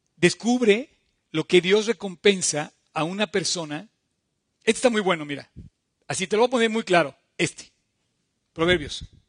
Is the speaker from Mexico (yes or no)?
yes; Mexico; somos mexicanos, tenemos un hogar